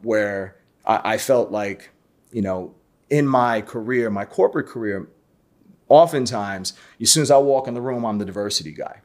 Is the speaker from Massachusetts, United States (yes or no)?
no; New York City, New York, United States; I'm born and raised in Brooklyn, so I'm a native New Yorker.